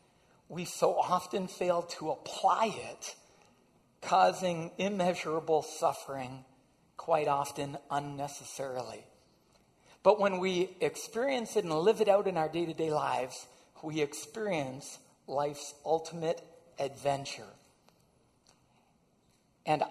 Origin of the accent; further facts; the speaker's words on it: just outside of Windsor, Ontario, Canada; I grew up just outside of Windsor